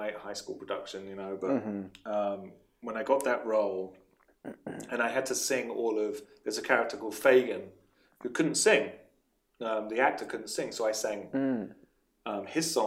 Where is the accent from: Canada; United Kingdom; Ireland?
United Kingdom; England; moved away; From England, yes, I'm from England